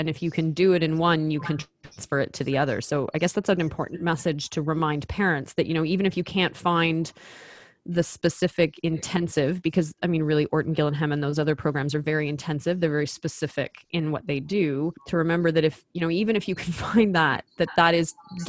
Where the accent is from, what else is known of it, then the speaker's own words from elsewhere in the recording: Ottawa, Ontario, Canada; moved away as an adult; now in Toronto, Canada; I grew up in Ottawa, which is a very bilingual community because Quebec is across the river. And I grew up speaking French